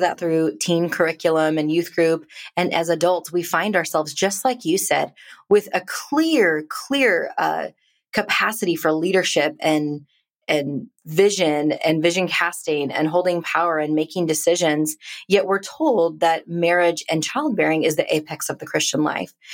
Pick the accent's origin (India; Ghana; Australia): India; now in United States; I'm a immigrant Indian woman living in America